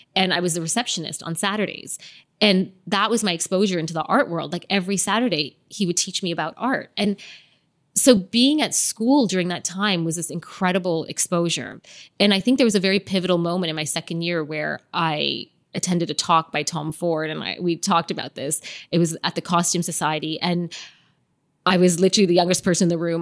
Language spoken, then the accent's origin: English; Canada; moved away as an adult; also born or lived in London, United Kingdom; now in Dubai, United Arab Emirates; growing up in Canada because it was such a multicultural environment.